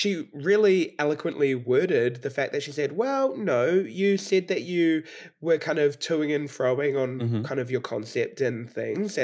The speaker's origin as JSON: {"language": "English", "country": "New Zealand", "said": "I said I was from New Zealand"}